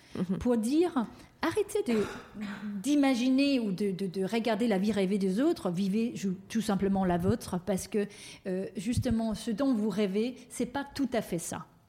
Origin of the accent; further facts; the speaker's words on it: Denmark; moved away; le Danemark, donc mon pays d'origine